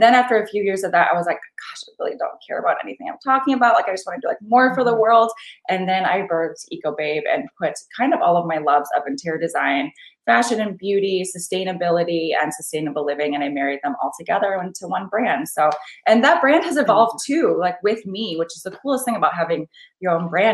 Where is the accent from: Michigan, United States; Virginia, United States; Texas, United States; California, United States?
Michigan, United States; I was raised on a farm in like the smallest town in Michigan, basically right here, one stoplight